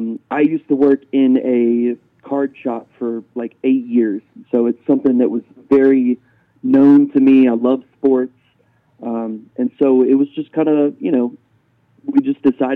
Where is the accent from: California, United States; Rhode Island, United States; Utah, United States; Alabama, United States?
Alabama, United States; moved away as an adult; now in Colorado Springs, United States; we're from Alabama originally.